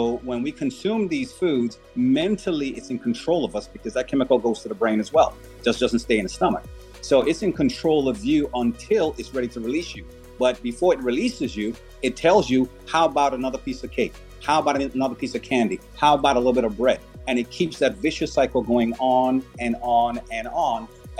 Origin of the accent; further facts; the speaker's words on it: U.S. Virgin Islands; Me, I'm from the Virgin Islands.